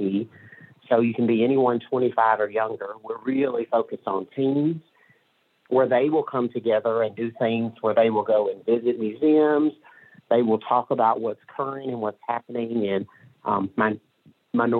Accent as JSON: {"language": "English", "region": "Mississippi", "country": "United States", "tie": "born or raised there", "moved": "yes", "lives_now": "Northwest Arkansas, United States", "said": "I grew up in Mississippi"}